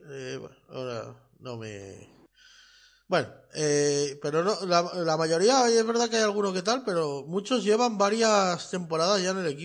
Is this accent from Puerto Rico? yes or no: no; Region of Murcia, Spain; Pues Saludos, está al lado de mi pueblo, macho.